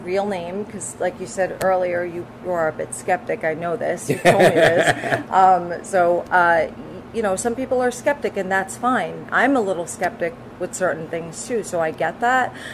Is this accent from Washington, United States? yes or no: no; Newark, New Jersey, United States; also born or lived in Belleville, New Jersey; I grew up in Newark and then Belleville.